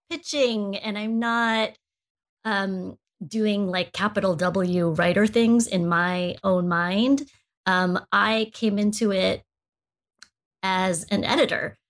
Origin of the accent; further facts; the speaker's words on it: United States; I'm Asian, I'm Filipino American